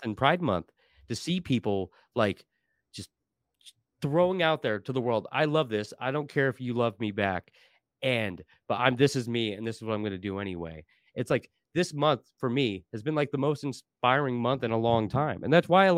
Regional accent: Portland, Oregon, United States; I grew up in Portland my whole life.

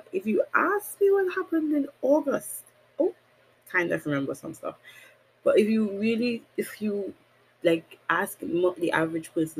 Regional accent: Trinidad & Tobago; Born and raised Caribbean, I'm a country girl for the rest of my life

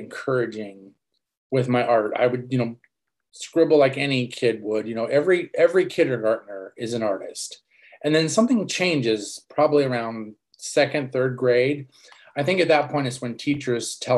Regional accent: Los Angeles, California, United States; moved away as an adult; now in Seattle, United States; I grew up in Los Angeles

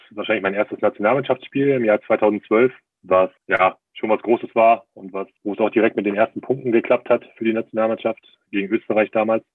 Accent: Berlin, Germany; moved away as an adult; also born or lived in Trier / Bremen area / Munich; now in Bayreuth, Germany; bin ja auch gebürtiger Berliner

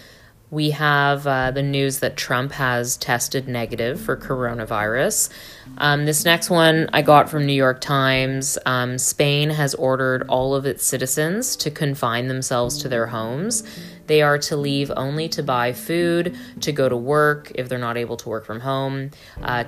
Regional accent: Canada; I am Canadian

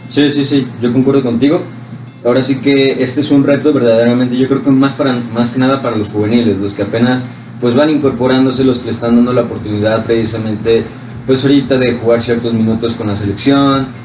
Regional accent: Mexico; como mexicano pues tú veas a un crack también mexicano

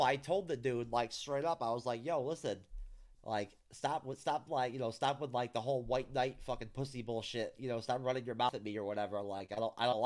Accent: New York, United States; I'm from New York, born and raised

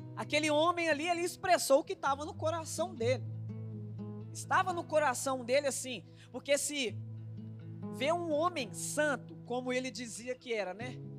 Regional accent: Minas Gerais, Brazil; nós somos mineiros.

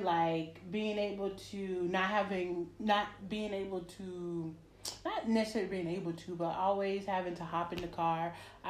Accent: Rock Hill, South Carolina, United States; moved away as an adult; now in Madrid, Spain; Like, I'm from a small town. So all my Rock Hill people, I'm from Rock Hill, South Carolina, okay? It's like 30 minutes south of Charlotte, North Carolina.

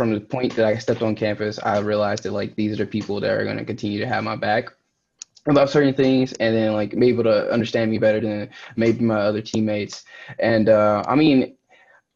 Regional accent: Louisiana, United States; moved away as an adult; now in Cleveland, United States; I'm from Louisiana

